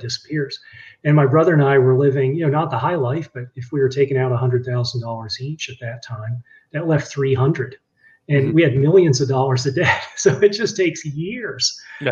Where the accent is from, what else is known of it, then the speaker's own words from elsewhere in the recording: Virginia, United States; moved away as an adult; also born or lived in Boston, Massachusetts; I grew up in Virginia